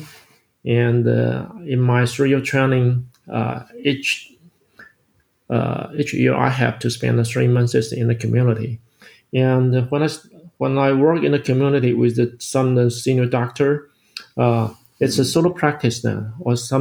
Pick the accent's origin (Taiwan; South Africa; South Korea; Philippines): Taiwan; I grew up in this country, I grew up in my home country